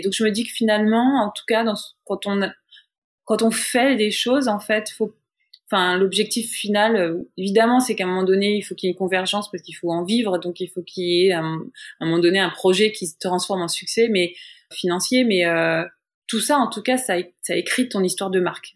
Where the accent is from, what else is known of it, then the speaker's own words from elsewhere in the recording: France; moved away as an adult; now in New York, United States; en tant que française